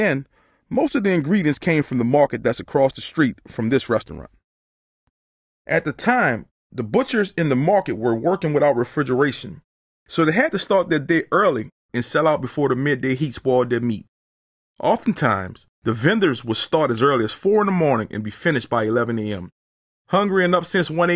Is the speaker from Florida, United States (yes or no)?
no; New Orleans, Louisiana, United States; I grew up in the Night Ward, a few neighborhoods over from the French Quarter